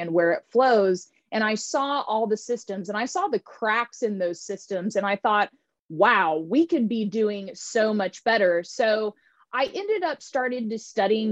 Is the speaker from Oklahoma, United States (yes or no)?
yes; Tulsa, Oklahoma, United States; moved away; also born or lived in California; I grew up in Tulsa, Oklahoma